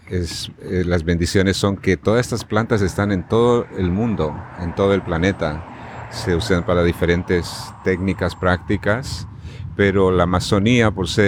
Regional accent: La Paz, Bolivia; now in United States; yo soy de La Paz, Bolivia.

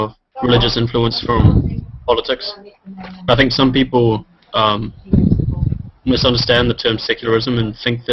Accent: New Zealand; I'm from New Zealand, and my country is pretty

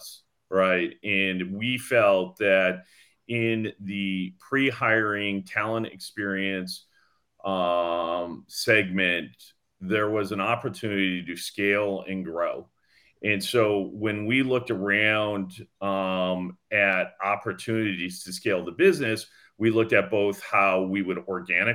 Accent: Canada; moved away as an adult; now in Los Gatos, United States; I'm actually born and raised in Canada, and I moved to the Bay Area in 2005.

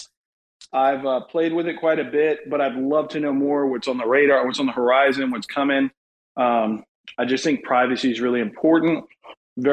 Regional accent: United States; I'm American

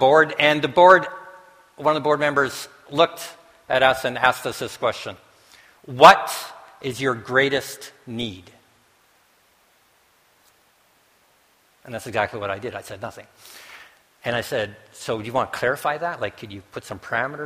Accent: the Prairies, Canada; now in Winnipeg, Canada; Bev and I came in yesterday from Winnipeg, and I'm a prairie boy

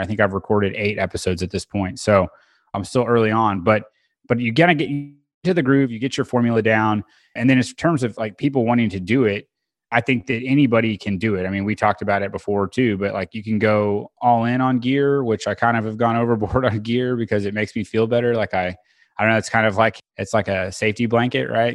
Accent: Bixby, Oklahoma, United States; also born or lived in Edmond, Oklahoma; now in Oklahoma City, United States; I was born in Tulsa, grew up in South Tulsa, Bixby is the name of the town, and it's a suburb of Tulsa

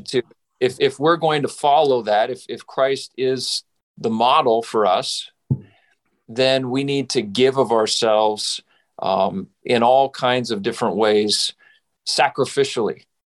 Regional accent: Saskatchewan, Canada; now in United States; I grew up in Western Canada. So I am from Saskatchewan.

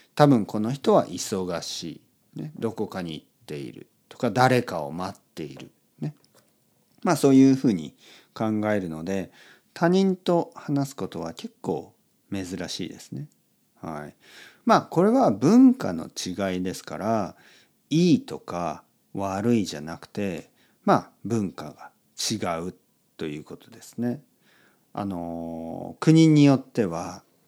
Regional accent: Japan; also born or lived in Spain; 僕は、ああ、日本です

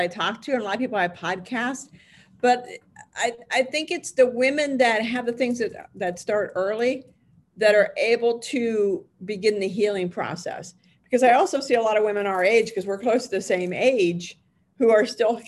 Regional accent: Pittsburgh, Pennsylvania, United States; now in Arizona, United States; I was from Pittsburgh

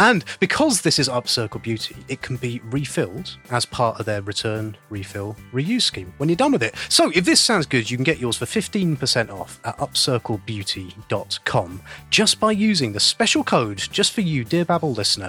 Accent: London, United Kingdom; born there; Was I was born in Bow Bell, West London.

